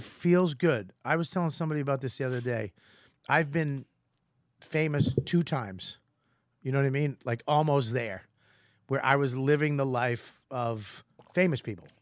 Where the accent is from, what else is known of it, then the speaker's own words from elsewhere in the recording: Boston, Massachusetts, United States; accent: Boston; I'm Irish from Boston